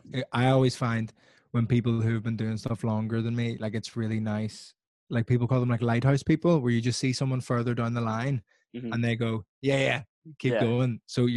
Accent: Belfast, Northern Ireland, United Kingdom; now in England; when I was growing up in Belfast, I always like really defined myself as being like the Italian guy.

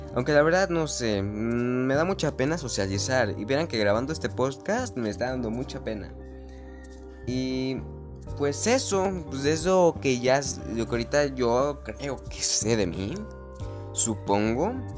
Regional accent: Mexico; Yo vivo en México, soy mexicano de raíz y estoy orgulloso de serlo.

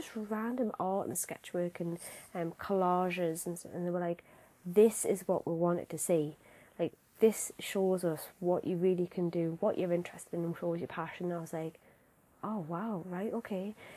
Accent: Newcastle upon Tyne, North East England, United Kingdom; I'm obviously from Newcastle

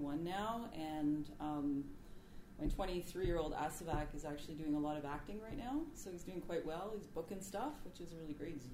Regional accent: Attawapiskat First Nation, Ontario, Canada; also born or lived in Toronto / Sudbury / Montreal / Ottawa; now in Vancouver, Canada; I'm Cree from Attawapiskat First Nation in Northern Ontario. Um, I've lived in Toronto, Sudbury, Montreal, Ottawa. Now I'm here in Vancouver.

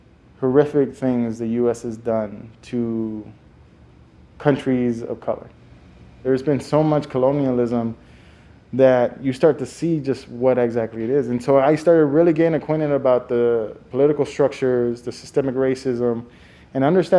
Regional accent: Naco, Arizona, United States; also born or lived in Tucson, Arizona / Phoenix, Arizona; I was born in Tucson, Arizona, the second largest city, and then immediately moved back to a small town called Naco, Arizona. It's on the border of Arizona and Mexico. And my family, for generations, went back and forth.

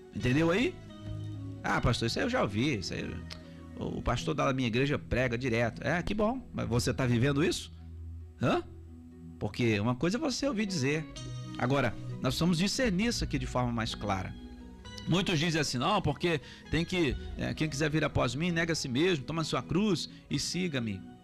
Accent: Alta Paulista, São Paulo, Brazil; Eu sou aqui brasileiro mesmo, sou ali da, da terrinha ali de, da Alta Paulista

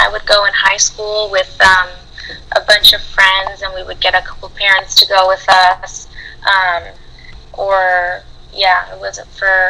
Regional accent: Southern California, United States; I'm from California, specifically SoCal. I was born and raised out there. No plans of moving out. I'm pretty much a SoCal girl.

